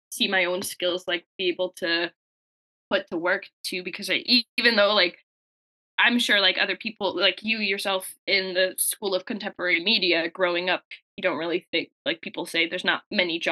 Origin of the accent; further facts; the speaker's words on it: Windsor, Ontario, Canada; moved away as an adult; now in London, Canada; I'm actually from Windsor, born and raised.